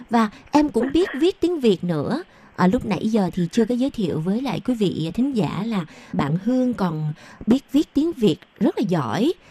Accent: Taiwan

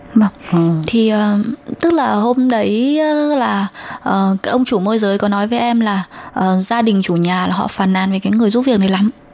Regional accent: Vietnam; moved away as an adult; now in Taiwan; em không phải người Trung Quốc là người Việt Nam

